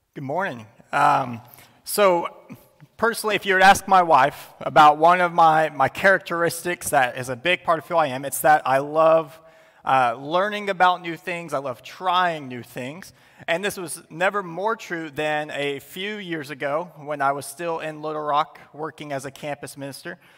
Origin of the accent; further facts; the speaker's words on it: United States; as Western, as American Christians